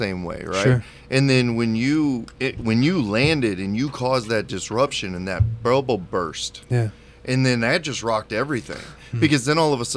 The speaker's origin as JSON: {"language": "English", "region": "Midwest", "country": "United States", "tie": "born or raised there", "said": "being born and raised in the Midwest, even having left for the military and have already came back"}